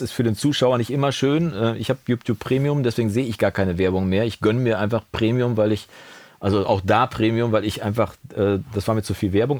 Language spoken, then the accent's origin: German; Coesfeld, North Rhine-Westphalia, Germany; bei uns im Münsterland oder im Coesfeld speziell